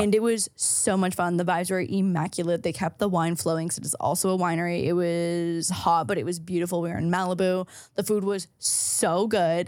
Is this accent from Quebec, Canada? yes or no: no; St. Catharines, Ontario, Canada; moved away; if I had stayed in Saint Catharines, my hometown